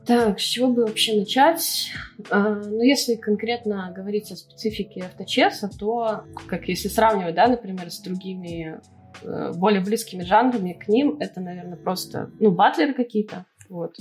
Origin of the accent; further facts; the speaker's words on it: Belarus; moved away as an adult; now in Russia; я вообще из Беларуси, э, и, соответственно, образование получала там же